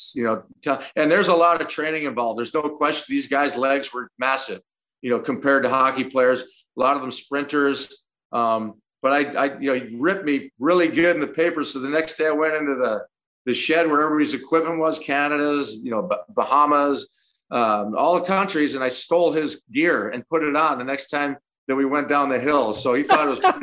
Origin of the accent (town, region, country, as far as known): Chicago, Illinois, United States; born or raised there